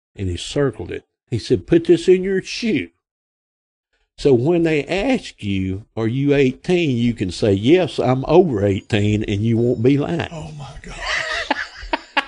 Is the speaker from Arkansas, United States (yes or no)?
yes; Grapevine, Arkansas, United States; I'm from Grapevine. I was born here August, uh, May the 24th of 1960, right up the road here